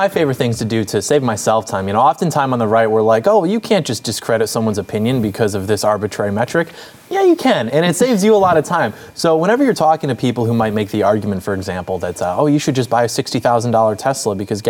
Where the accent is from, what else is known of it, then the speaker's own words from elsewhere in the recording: Detroit, Michigan, United States; I'm from Detroit